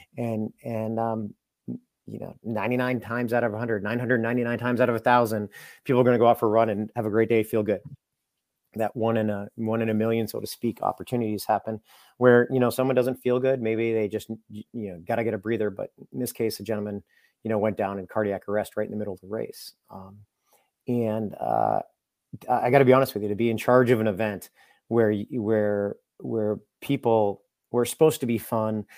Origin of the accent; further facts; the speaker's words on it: Londonderry, New Hampshire, United States; I grew up in Londonderry, New Hampshire